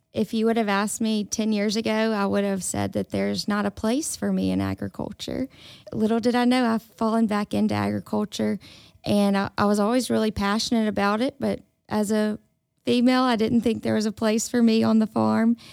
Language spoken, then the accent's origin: English; Indianola, Mississippi, United States; moved away as an adult; also born or lived in Tuscaloosa, Alabama; I grew up in Indianola, Mississippi.